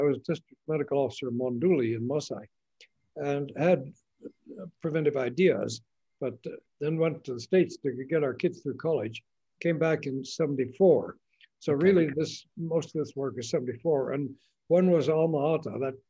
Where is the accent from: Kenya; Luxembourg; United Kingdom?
Kenya; also born or lived in Tanzania; I grew up in Maasailand on